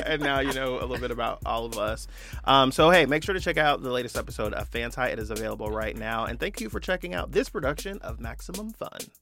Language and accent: English; Bay Area, California, United States; moved away as an adult; also born or lived in Atlanta; now in Los Angeles, United States; I'm from the Bay Area. I grew up there